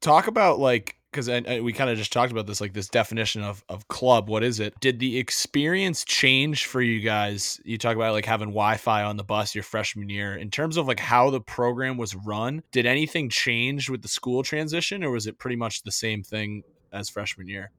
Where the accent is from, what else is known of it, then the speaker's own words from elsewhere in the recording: East Coast, United States; I, I'm from the East Coast